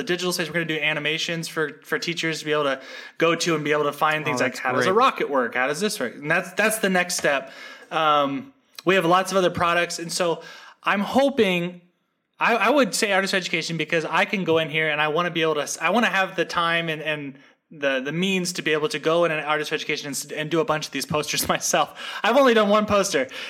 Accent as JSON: {"language": "English", "town": "Seattle", "region": "Washington", "country": "United States", "tie": "born or raised there", "also_born_or_lived": "West Virginia", "moved": "yes", "lives_now": "Austin, United States", "said": "I grew up in Seattle, Washington"}